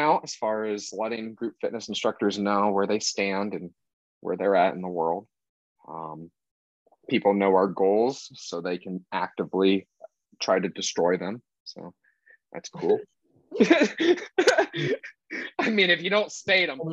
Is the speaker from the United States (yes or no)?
no; Mexico; I'm Mexican